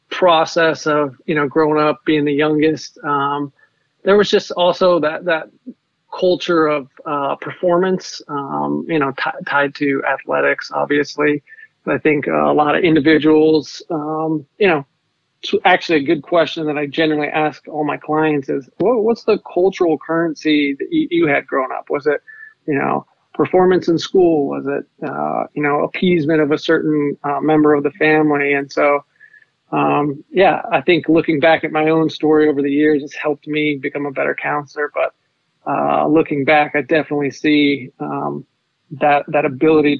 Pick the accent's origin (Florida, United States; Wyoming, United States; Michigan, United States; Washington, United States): Wyoming, United States; Laramie; I grew up in Wyoming, Laramie specifically.